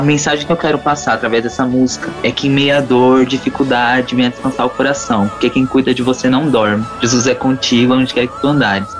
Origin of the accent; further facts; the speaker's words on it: São Paulo, Brazil; Eu sou de São Paulo, capital, e tenho 16 anos